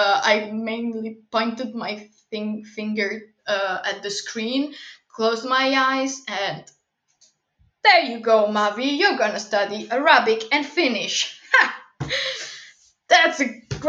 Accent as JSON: {"language": "English", "country": "Italy", "said": "I come from Italy"}